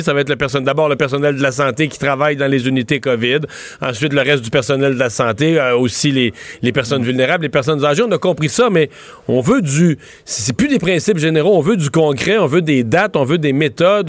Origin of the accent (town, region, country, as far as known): Canada